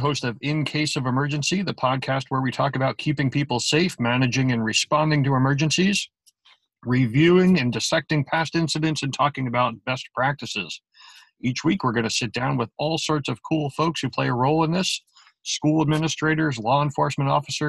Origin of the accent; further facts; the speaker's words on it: Ramsey, New Jersey, United States; I've spent 30 years in the volunteer fire rescue service in my hometown of Ramsey, New Jersey